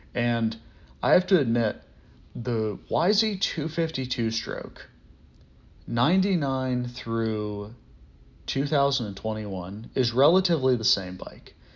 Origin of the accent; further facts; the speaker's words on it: Pittsburgh, Pennsylvania, United States; I'm from Pittsburgh